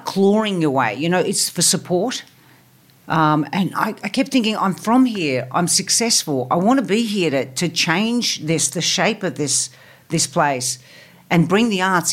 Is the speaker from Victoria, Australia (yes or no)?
no; Parramatta, New South Wales, Australia; Western Sydney. So I was born and bred in Parramatta.